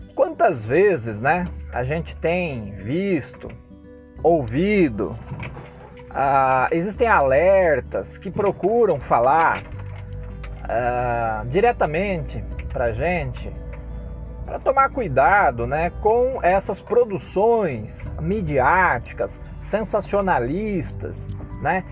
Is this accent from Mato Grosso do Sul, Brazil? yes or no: no; Cosmópolis, São Paulo, Brazil; Nós, cidadãos, cosmopolenses, brasileiros, católicos, cristãos